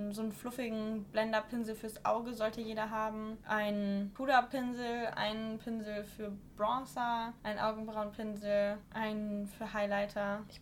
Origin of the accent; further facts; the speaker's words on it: Wolfenbüttel, Lower Saxony, Germany; Ich komme nämlich aus Wolfenbüttel und auch dort kommt der Jägermeister her.